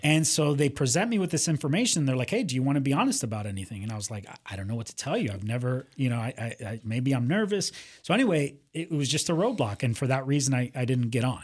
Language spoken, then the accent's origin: English; Miami, Florida, United States; also born or lived in Cuba; I grew up in Miami, uh, you know, party town